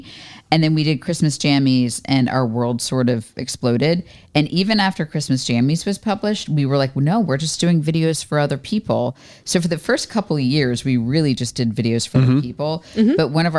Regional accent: Florida, United States; also born or lived in New York; now in Raleigh, United States; I grew up in Florida.

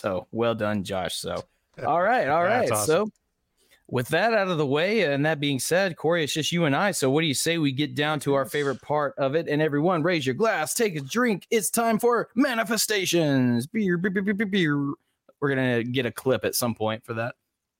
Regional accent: the South, United States; I'm a Southerner

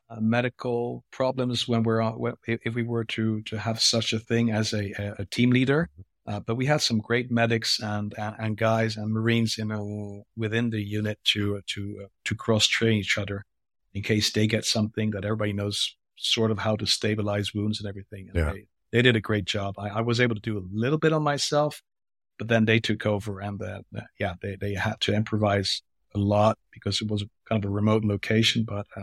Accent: France; first language French; English is a second language; because I'm a French. My mother tongue is French, actually.

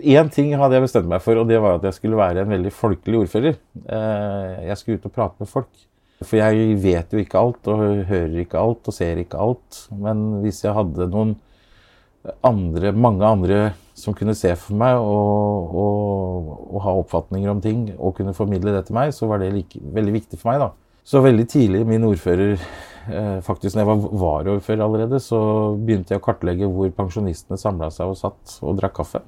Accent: Askim, Østfold, Norway; Askim er jo eh, det stedet jeg vokste opp

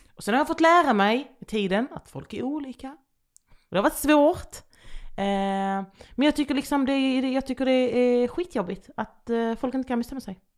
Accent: Landskrona, Skåne, Sweden; accent: Skånska; moved away; also born or lived in Västervik / Jönköping; jag växte också upp i ett område där det liksom bodde blandat med folk.

